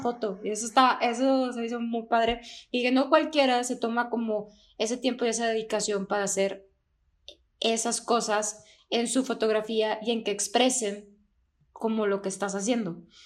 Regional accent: Durango, Mexico; moved away; es de donde soy oriunda

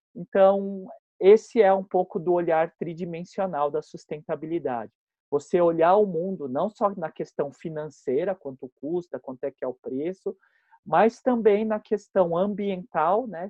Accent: Botucatu, São Paulo, Brazil; moved away as an adult; now in São Paulo, Brazil; eu sou do interior, né? Eu sou de Botucatu. E lá em Botucatu a gente tinha uma vida muito livre

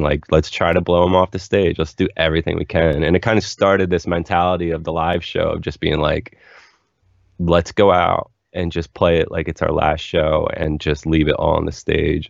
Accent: Philadelphia, Pennsylvania, United States; now in Los Angeles, United States; growing up in Philly

